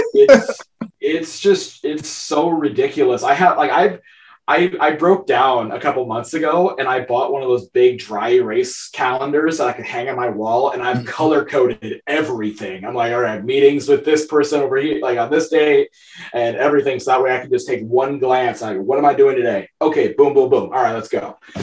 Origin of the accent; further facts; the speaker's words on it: northeast Iowa, United States; I'm from Iowa. I'm a Midwestern boy, born and raised.